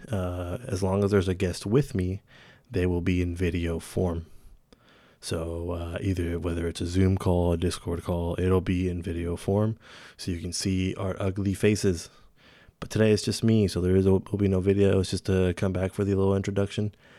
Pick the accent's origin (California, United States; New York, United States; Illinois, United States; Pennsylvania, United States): California, United States; Santa Rosa; my hometown, Santa Rosa, California.